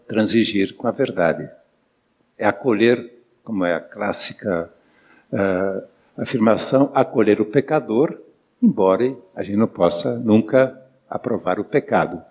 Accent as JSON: {"language": "Portuguese", "region": "São Paulo", "country": "Brazil", "said": "Eu sou de São Paulo"}